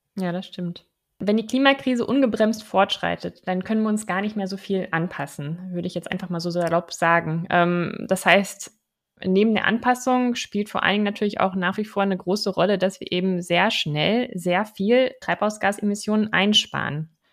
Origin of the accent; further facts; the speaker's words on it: Germany; bei uns in Deutschland